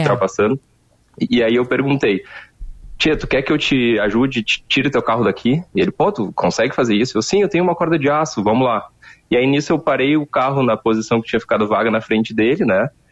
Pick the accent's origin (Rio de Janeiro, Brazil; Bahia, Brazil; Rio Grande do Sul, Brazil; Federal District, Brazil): Rio Grande do Sul, Brazil; Porto Alegre; eu sou de Porto Alegre